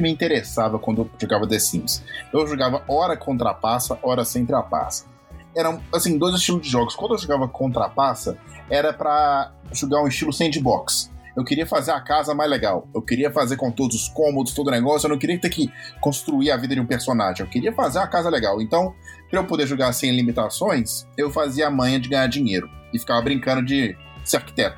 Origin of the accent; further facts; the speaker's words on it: Minas Gerais, Brazil; eu sou mineiro